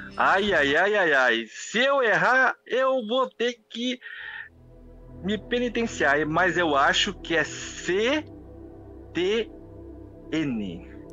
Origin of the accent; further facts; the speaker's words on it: Suzano, São Paulo, Brazil; now in Valinhos, Brazil; eu nasci em Suzano, perto de Itaquaquecetuba